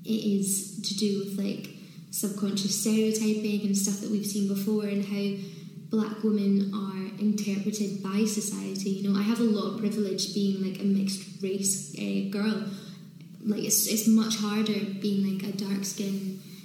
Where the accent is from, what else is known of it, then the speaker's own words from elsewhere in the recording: Scotland, United Kingdom; moved away; also born or lived in London; I did find it hard growing up in Scotland